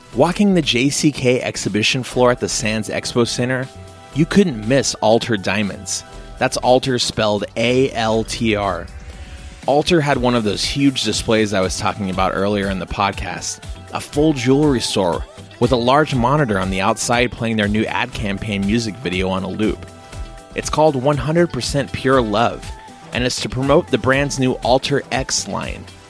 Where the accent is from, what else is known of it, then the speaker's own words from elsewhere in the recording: United States; Growing up in the States as I did